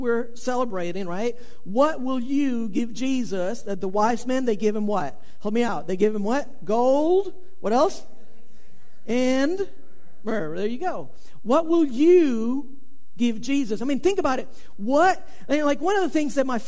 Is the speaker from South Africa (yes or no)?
no; Venezuela; moved away; I was born in South America. I was born in Venezuela.